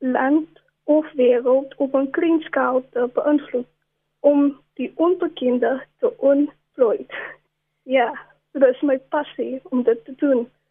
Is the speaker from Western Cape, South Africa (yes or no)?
yes; Cape Town, Western Cape, South Africa; ek het grootgeword in Wesbank